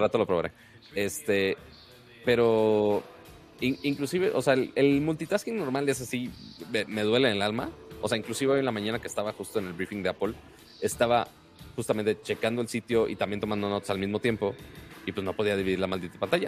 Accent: Monterrey, Nuevo León, Mexico; soy de Monterrey, la ciudad más, más fea de Texas

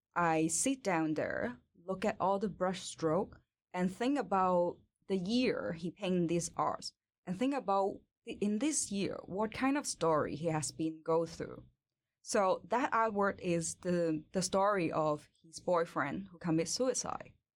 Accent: Hong Kong; English is a second language; moved away as an adult; now in Sweden; I born and raised in Hong Kong, and I come to Sweden in twenty eighteen

